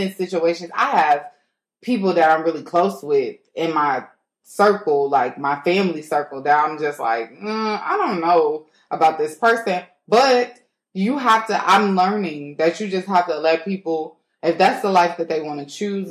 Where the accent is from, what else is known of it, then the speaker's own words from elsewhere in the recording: the South, United States; moved away; I'm from the South